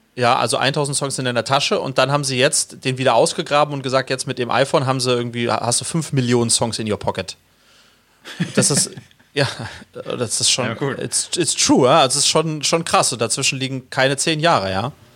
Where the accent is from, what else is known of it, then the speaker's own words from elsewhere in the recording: Sweden; als Schwede